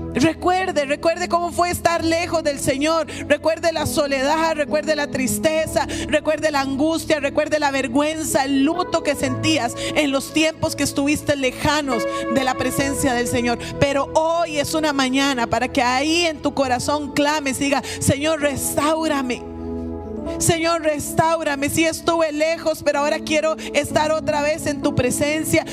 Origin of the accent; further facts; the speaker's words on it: Costa Rica; nosotros como costarricenses